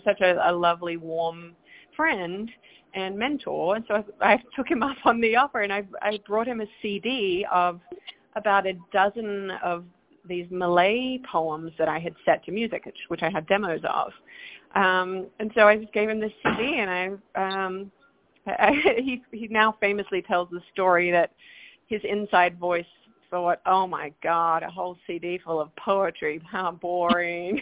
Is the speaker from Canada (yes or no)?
no; Perth, Western Australia, Australia; moved away as an adult; now in New York, United States; I am from Perth, Australia, Western Australia, all the way down under